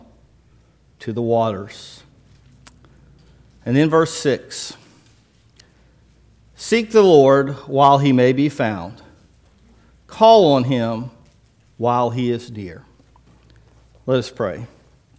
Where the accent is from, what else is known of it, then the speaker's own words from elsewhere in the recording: Biloxi, Mississippi, United States; I grew up in Biloxi, didn't grow up in North Mississippi. Grew up a coast fella